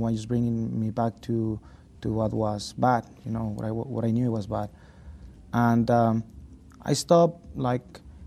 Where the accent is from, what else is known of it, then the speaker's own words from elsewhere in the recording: Hidalgo del Parral, Chihuahua, Mexico; now in United States; my mom, dad, and my sister, they're in my hometown, Parral.